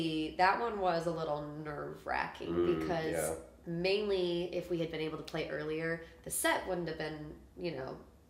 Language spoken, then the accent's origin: English; Omaha, Nebraska, United States; now in Kansas City, United States; Yeah, I'm from Omaha, Nebraska